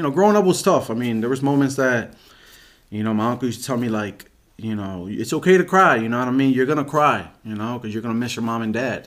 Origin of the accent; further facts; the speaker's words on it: Reading, Pennsylvania, United States; I grew up in Reading. Pennsylvania. I was born in Saint Joe's Hospital